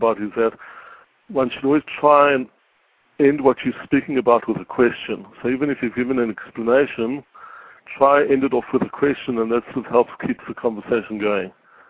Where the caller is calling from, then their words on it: Israel; I'm calling from Israel